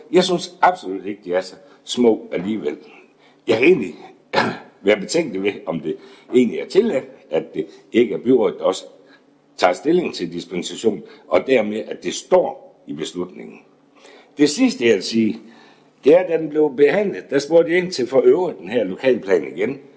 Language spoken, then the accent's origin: Danish; Esbjerg, Southern Denmark, Denmark; Jeg er født og opvokset i Esbjerg.